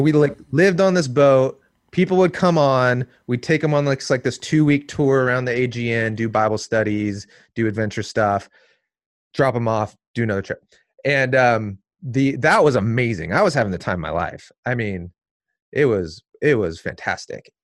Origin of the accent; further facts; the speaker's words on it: Seattle, Washington, United States; now in Portland, United States; I was born here in Portland, but then I grew up in the suburbs of Seattle. So Northwest kid.